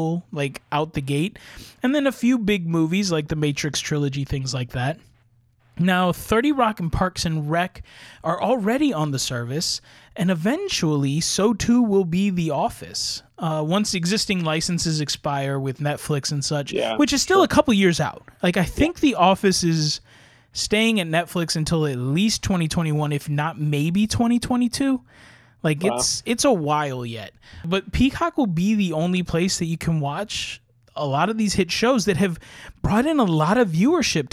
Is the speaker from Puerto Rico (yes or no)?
yes; Puerto Rico; moved away; also born or lived in California; Not being from California, but I'm from Puerto Rico. I am from an actual rainforest, tropical jungle of an island